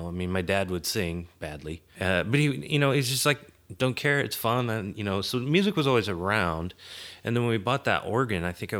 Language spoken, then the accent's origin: English; Seattle, Washington, United States; Well, I grew up in Seattle area.